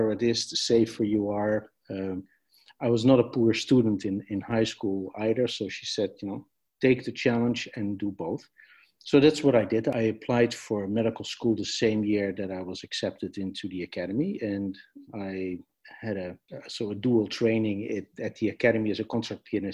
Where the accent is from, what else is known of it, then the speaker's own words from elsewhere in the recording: Amsterdam, North Holland, Netherlands; I was born in Amsterdam in the Netherlands